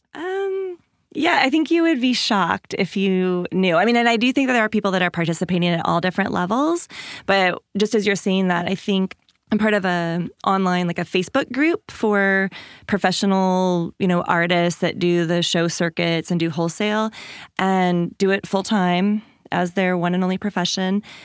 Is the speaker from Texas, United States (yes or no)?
no; Washington, United States; I grew up in Washington State, in a small town, like five hundred people, fishermen and loggers